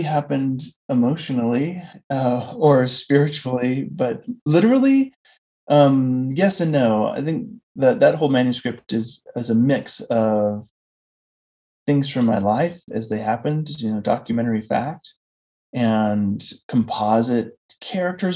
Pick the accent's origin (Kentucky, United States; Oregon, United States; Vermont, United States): Oregon, United States; Coos Bay; moved away as an adult; I grew up in a logging town in Southern Oregon, and my family's lived there for several generations. And I, you know, lived the first 21 years of my life there